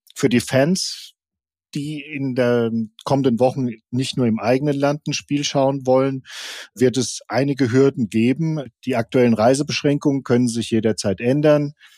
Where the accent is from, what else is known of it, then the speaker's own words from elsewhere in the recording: Offenbach, Hesse, Germany; ich komme aus Offenbach